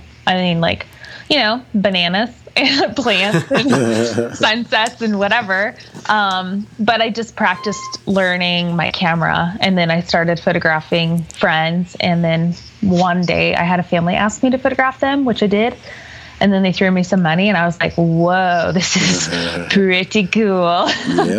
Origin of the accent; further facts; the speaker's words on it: Colorado Springs, Colorado, United States; also born or lived in California / Hawaii; No, I'm originally from California, but I mostly grew up in Colorado Springs.